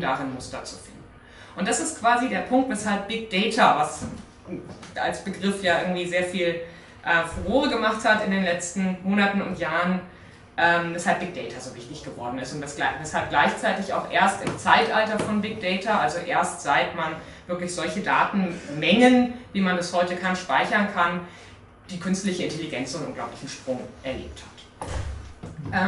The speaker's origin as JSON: {"language": "German", "town": "Munich", "region": "Bavaria", "country": "Germany", "said": "Bei uns in München"}